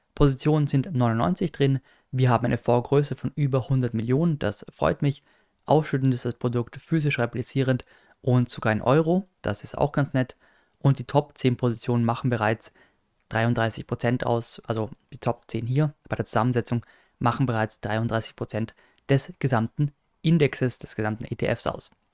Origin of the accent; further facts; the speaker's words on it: Austria; als Österreicher